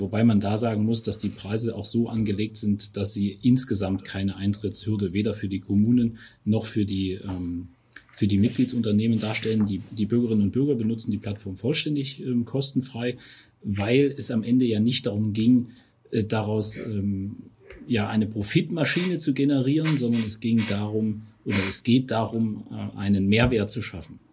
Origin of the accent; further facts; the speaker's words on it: Erfurt, Thuringia, Germany; moved away as an adult; now in Taunusstein, Germany; kein gebürtiger Hesse, sondern stamme aus Thüringen, aus Erfurt. Ähm, das, das lässt sich auch sprachlich nicht verstecken.